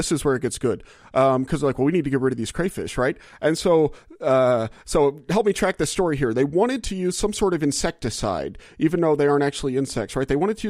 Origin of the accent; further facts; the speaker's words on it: Louisiana, United States; moved away as an adult; I moved here from Louisiana, or that's where I was born and raised. I spent the first 22 years of my life or whatever in Louisiana.